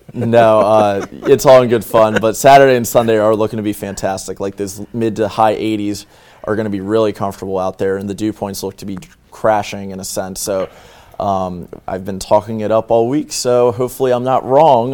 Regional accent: northern Delaware, United States; I'm from Delaware. I am from northern Delaware

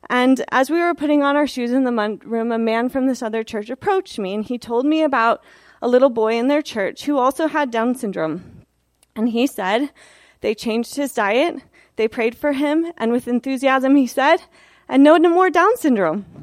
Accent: Portland, Oregon, United States; also born or lived in Prescott, Arizona; I was born in Prescott, Arizona in 1982. I went to four elementary schools before we settled down outside of Portland, Oregon.

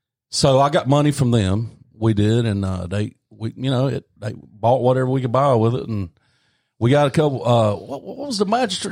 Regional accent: Belmont, North Carolina, United States; Yeah, and Linda's Tax Service in North, by God, Belmont, North Carolina. {S1} Yep. {S2} My hometown.

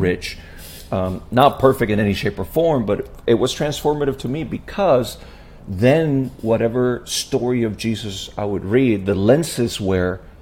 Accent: Puerto Rico; I was born and raised in Puerto Rico

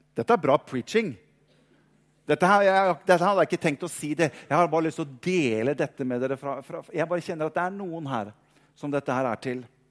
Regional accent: Norway; vi er pastor fra Norge, langt unna

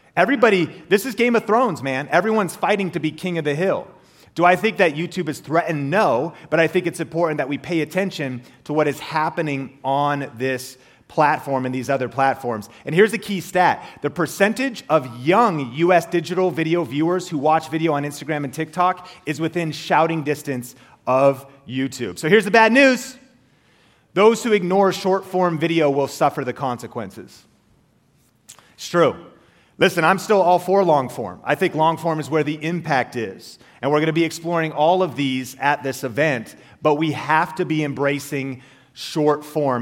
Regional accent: Marysville, Washington, United States; also born or lived in Arlington, Washington; I grew up in Marysville, uh, Washington, Arlington, Washington, an hour north of Seattle.

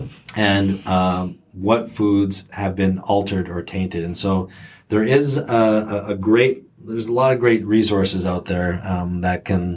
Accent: Canada; And I grew up in Canada

